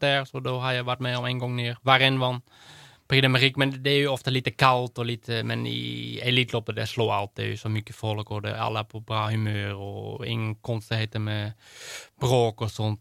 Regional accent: Netherlands; Swedish is a second language; now in Sweden; mitt hemland, så det är, jag är holländare och jag kommer alltid vara holländare

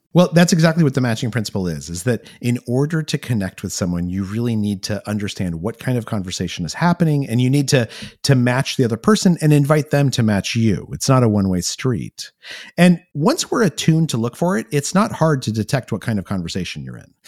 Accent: New Mexico, United States; I grew up in New Mexico

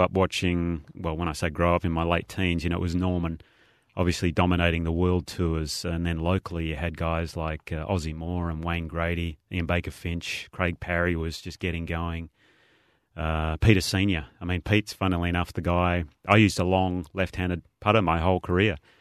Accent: Australia; being an Aussie

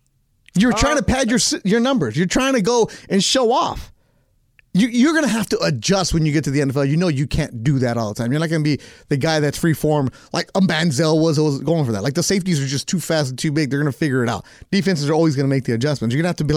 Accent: Bakersfield, California, United States; I'm from Bakersfield.

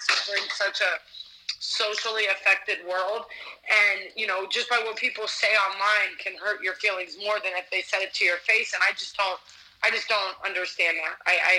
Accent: Ohio, United States; moved away as an adult; also born or lived in Cleveland, Ohio / Youngstown area, Ohio; now in Las Vegas, United States; I was born and raised in Ohio.

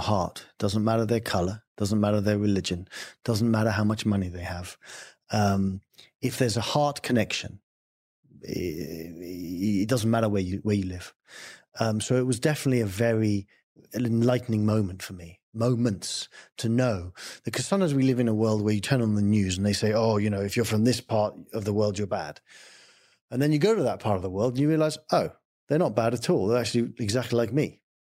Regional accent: England, United Kingdom; I'm English.

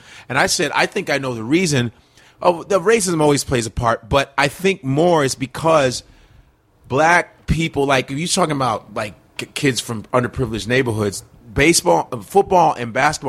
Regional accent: Chicago, Illinois, United States; moved away; also born or lived in New York; I grew up around Wrigley Field. My high school is 15 minutes away from Wrigley Field.

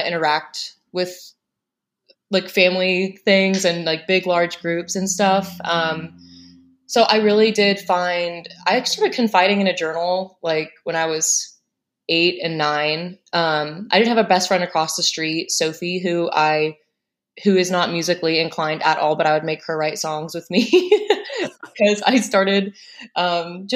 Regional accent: Plain City, Ohio, United States; also born or lived in Indiana; My father transferred jobs and we moved to Ohio, to Plain City

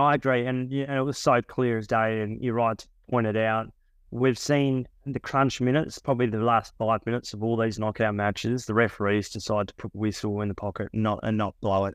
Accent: Australia; being an Australian journalist

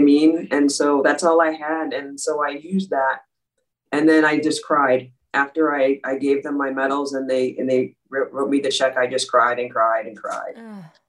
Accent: Dayton, Minnesota, United States; I was born and raised in Minneapolis, Minnesota, and when I was six years old, around there's five or six years old, my my family moved out to a suburb called Dayton, Minnesota

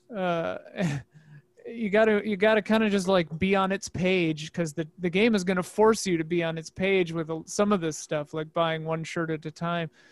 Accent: Midwest, United States; now in Los Angeles, United States; I grew up in the Midwest

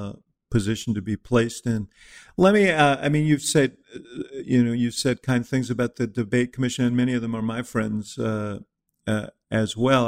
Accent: New York City, New York, United States; I grew up in New York City, so I had a different sort of upbringing at about the same time.

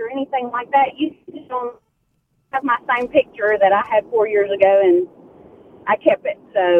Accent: Alabama, United States; I'm from Alabama.

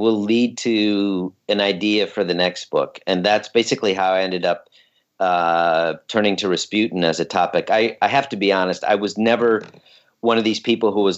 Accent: Minnesota, United States; moved away as an adult; also born or lived in Vermont / Los Angeles, California / Soviet Union; I was born and raised in Minnesota

